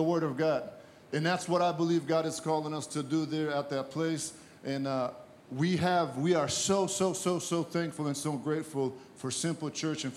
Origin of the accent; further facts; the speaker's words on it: Brazil; also born or lived in Massachusetts; now in United States; I'm originally from Brazil, as I mentioned, and I came here